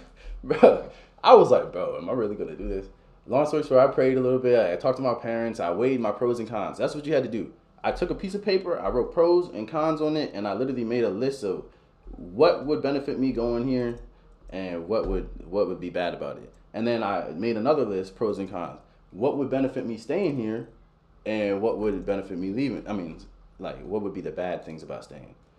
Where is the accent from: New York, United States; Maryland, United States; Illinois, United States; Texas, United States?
Maryland, United States; Baltimore; born or raised there; moved away as an adult; now in Warrenton, United States